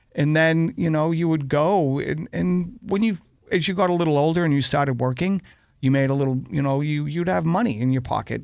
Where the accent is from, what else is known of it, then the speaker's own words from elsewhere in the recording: Boston, Massachusetts, United States; growing up in Dorchester